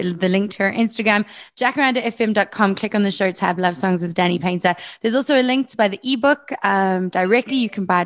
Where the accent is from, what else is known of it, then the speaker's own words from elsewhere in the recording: Brakpan, Gauteng, South Africa; I grew up in Brakpan